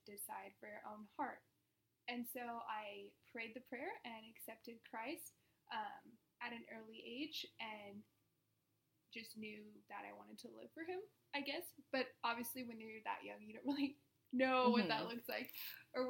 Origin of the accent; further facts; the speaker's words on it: Orange County, California, United States; also born or lived in Phoenix; I was born and raised in Orange County